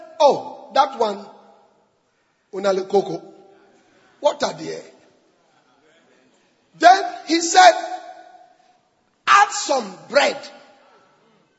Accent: Nigeria; I'm from Nigeria

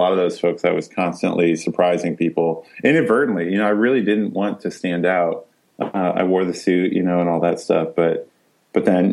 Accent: Iowa, United States; born and raised on the banks of the Mississippi in Iowa

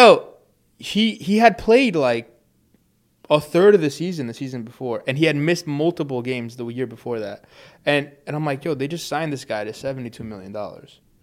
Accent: New York City, New York, United States; we're from New York

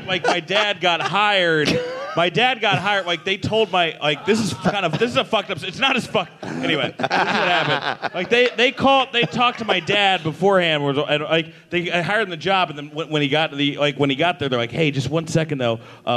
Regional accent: Rutherford, New Jersey, United States; also born or lived in New York; now in Los Angeles, United States

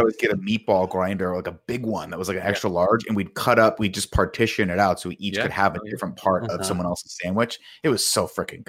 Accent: Riverside, California, United States; born or raised there

